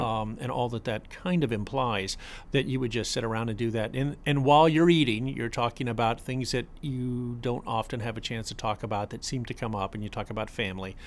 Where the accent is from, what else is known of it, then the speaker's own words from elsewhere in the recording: Boca Raton, Florida, United States; I grew up in Boca Raton